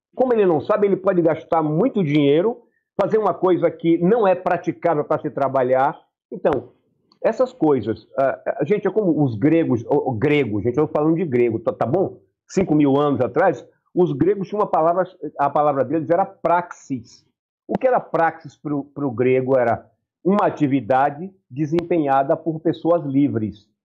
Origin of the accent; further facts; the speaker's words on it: Bahia, Brazil; eu tenho a minha cultura, eu sou baiano, rapaz. Claro. Eu sou baiano, na Bahia é.